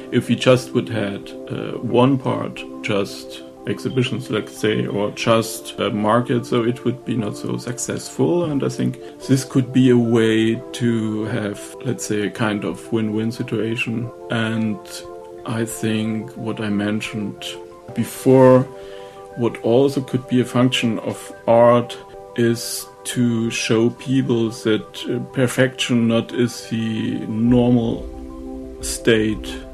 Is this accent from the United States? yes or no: no; Oppenheim, Rhineland-Palatinate, Germany; English is a second language; I'm from Oppenheim